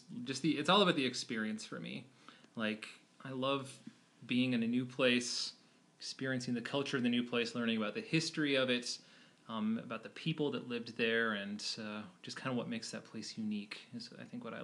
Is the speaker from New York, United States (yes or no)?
no; Logan, Utah, United States; I'm from Logan, Utah. It's a town just in northern Utah, home of Utah State University. It's in Cache Valley.